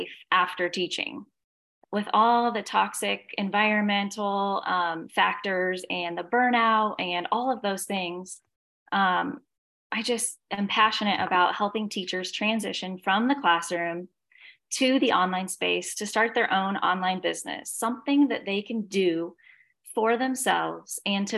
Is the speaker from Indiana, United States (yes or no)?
yes; Indiana, United States; moved away as an adult; now in Savannah, United States; I am from Indiana, now live in Savannah, Georgia